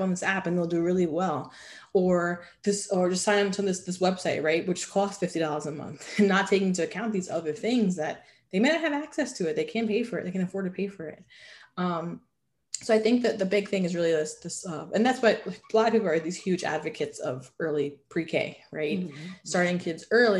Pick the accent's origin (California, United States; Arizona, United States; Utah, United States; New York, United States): New York, United States; New York City; if I grew up in New York City